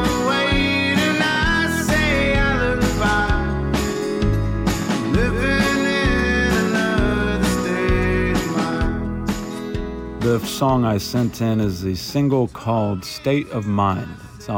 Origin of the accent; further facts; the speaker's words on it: Atlanta, Georgia, United States; I was born here in Atlanta